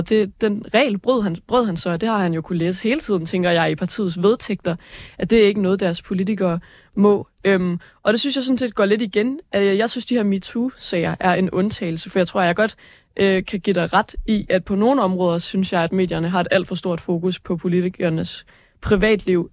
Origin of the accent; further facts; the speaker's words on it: Aalborg, North Denmark Region, Denmark; moved away; var jeg hjemme i Aalborg, hvor min lillebror, han, øh, han går i 8. klasse